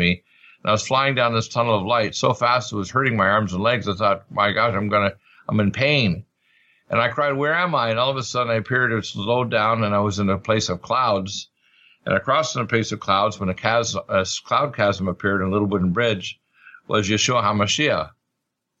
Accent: Truro, Nova Scotia, Canada; born or raised there; moved away; also born or lived in Detroit, Michigan

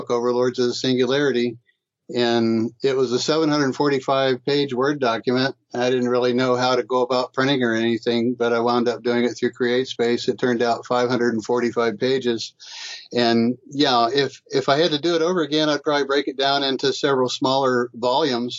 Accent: Titusville, Florida, United States; I grew up in Titusville, Florida on the Space Coast, and I had a wonderful childhood

